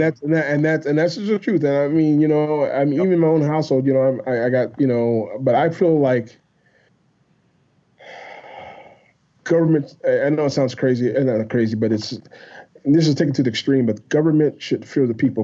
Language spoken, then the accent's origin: English; Iowa, United States; I'm from Iowa